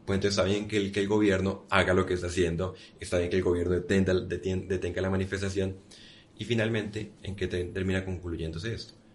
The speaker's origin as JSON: {"language": "Spanish", "country": "Colombia", "said": "en Colombia decimos ese, coco"}